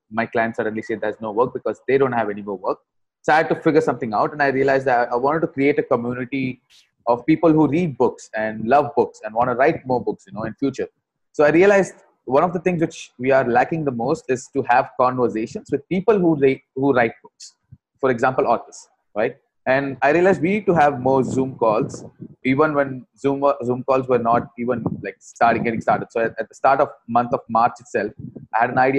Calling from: Bangalore, Karnataka, India; Right. I'm coming from Bangalore, India.

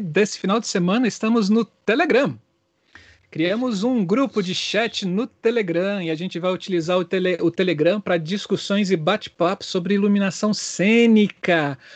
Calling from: Brasília, Federal District, Brazil; Falo aqui de Brasília e sou um iluminador apaixonado por luz e cor.

